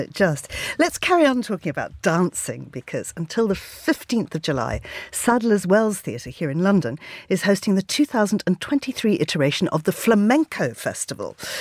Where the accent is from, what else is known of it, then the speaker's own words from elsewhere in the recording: Zimbabwe; moved away; I grew up in Zimbabwe